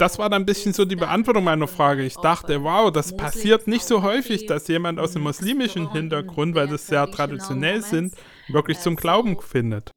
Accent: Ukraine; als Ukrainer

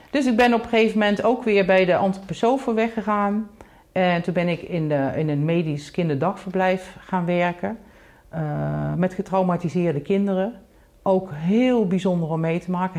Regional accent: North Brabant, Netherlands; geboren in Brabant, in een heel klein dorpje. Um, daar ben ik dus eigenlijk opgegroeid

